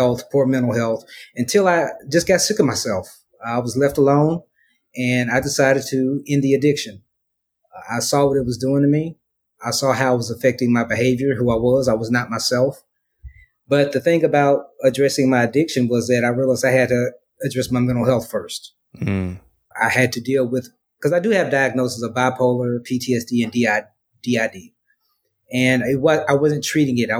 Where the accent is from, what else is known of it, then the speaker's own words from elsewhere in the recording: Memphis, Tennessee, United States; moved away as an adult; now in Dallas, United States; I'm originally from Memphis, Tennessee. Lived in Dallas for the past 4 years